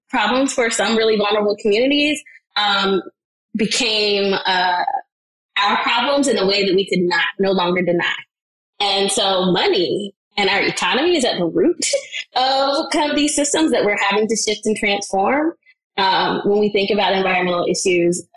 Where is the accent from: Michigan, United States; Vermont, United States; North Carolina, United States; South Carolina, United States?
North Carolina, United States; I live in and I'm from North Carolina